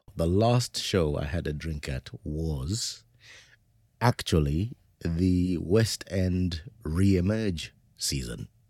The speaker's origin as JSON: {"language": "English", "country": "Zimbabwe", "tie": "born or raised there", "said": "growing up in Zimbabwe at that time"}